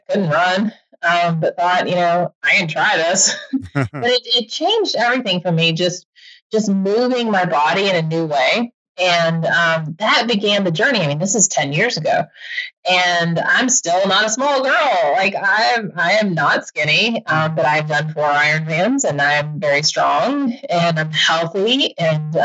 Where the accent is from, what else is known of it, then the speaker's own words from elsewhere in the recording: Georgia, United States; I grew up in Georgia